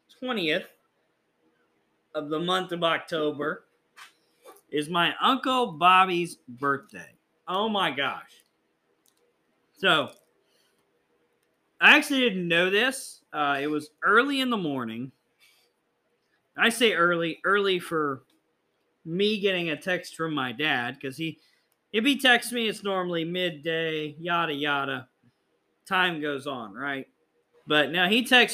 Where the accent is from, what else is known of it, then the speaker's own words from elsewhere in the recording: Texas, United States; I'm from Texas